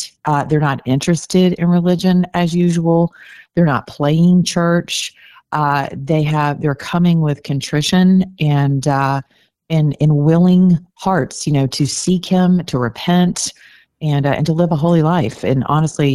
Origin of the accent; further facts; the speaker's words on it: the South, United States; I'm from the South.